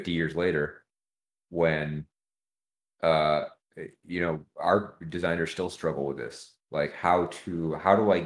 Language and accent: English; California, United States; I'm from California